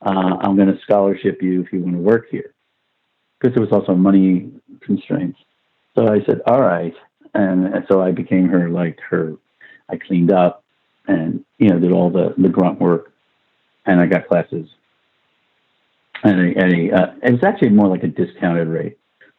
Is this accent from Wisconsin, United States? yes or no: no; Brooklyn, New York, United States; accent: Brooklyn; I had this Brooklynese accent and, you know, heavy, heavy Brooklyn accent.